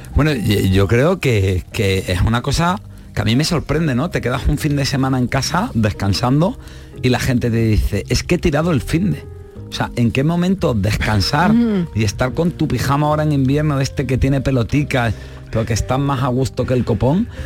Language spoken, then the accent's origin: Spanish; Marbella, Andalusia, Spain; yo soy de Marbella